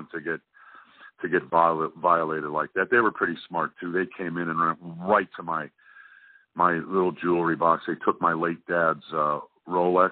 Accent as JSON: {"language": "English", "town": "Milwaukee", "region": "Wisconsin", "country": "United States", "said": "I'm from Milwaukee"}